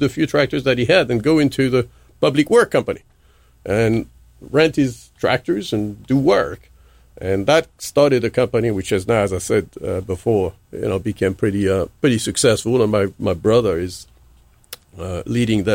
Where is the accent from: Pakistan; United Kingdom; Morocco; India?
Morocco; moved away; we grew up in Morocco.